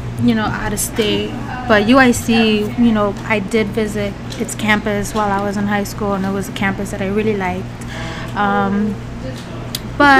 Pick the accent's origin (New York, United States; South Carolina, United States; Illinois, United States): Illinois, United States; Chicago; also born or lived in Midway area, Chicago; born and raised in Pilsen, but currently live by the Midway area